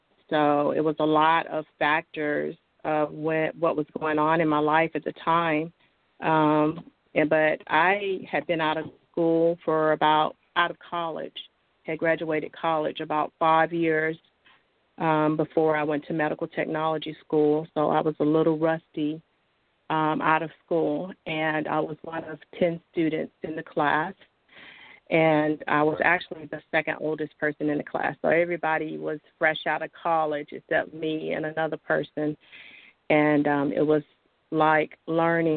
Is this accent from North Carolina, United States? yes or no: yes; North Carolina, United States; I was born and raised in North Carolina and been here all my life.